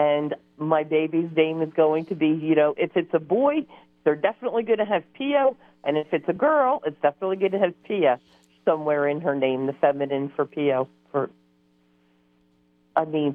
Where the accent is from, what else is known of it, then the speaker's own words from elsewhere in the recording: Norristown, Pennsylvania, United States; now in Barto, United States; we're originally from Norristown, and then we moved up here.